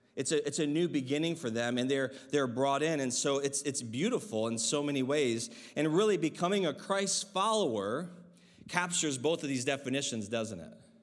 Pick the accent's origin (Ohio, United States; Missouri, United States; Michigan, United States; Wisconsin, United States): Michigan, United States; I remember as a child, uh, growing up in Michigan